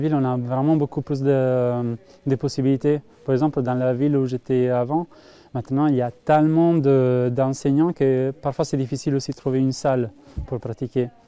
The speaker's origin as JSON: {"language": "French", "region": "Grand Est", "country": "France", "said": "ça fait que trois ans que je suis dans la région, je viens de la Marne. C'est vrai qu'un euh, petit village, les activités, c'est beaucoup moins de possibilités en fait."}